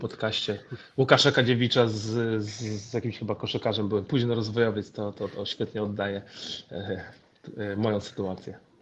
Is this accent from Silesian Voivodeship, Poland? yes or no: no; Gdańsk, Pomeranian Voivodeship, Poland; urodziłem się w Gdańsku, więc, więc jestem Polakiem. Moja mama jest Polką, mój ojciec Senegalczykiem, więc ja gdzieś tam e, urodziłem się, wychowałem się w Polsce